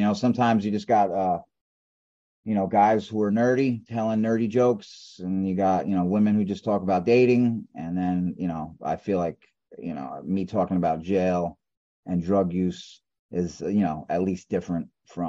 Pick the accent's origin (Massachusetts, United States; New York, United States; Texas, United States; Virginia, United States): New York, United States; Brooklyn; East New York.